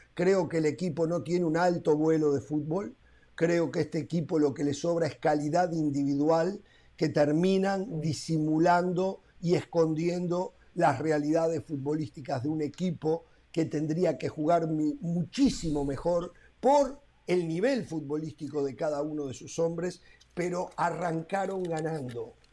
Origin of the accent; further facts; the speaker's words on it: Uruguay; si yo no fuera uruguayo